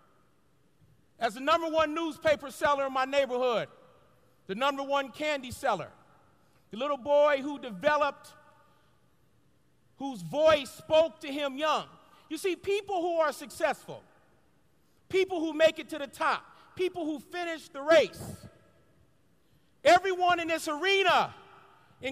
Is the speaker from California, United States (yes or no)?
yes; Los Angeles, California, United States; a little black boy growing up in South Central Los Angeles